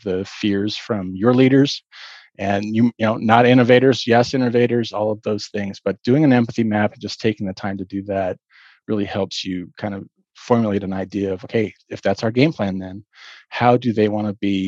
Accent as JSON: {"language": "English", "town": "Boulder", "region": "Colorado", "country": "United States", "tie": "born or raised there", "said": "I grew up in Boulder, Colorado."}